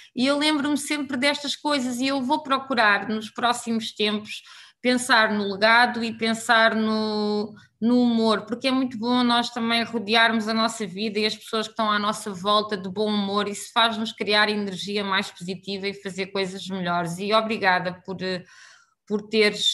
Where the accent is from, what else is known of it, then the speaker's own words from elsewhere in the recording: Alcobaça, Centro, Portugal; moved away as an adult; also born or lived in Poland; now in Angola; sou, sou, sou de Portugal, não é? E já estou cá há, há muito tempo, portanto acho que também já sou assim uma mistura daquilo que tem sido o meu percurso Somos de Alcobaça